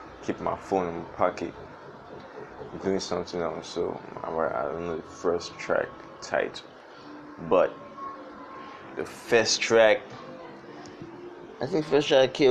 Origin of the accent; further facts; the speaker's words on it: Nigeria; I be Niger boy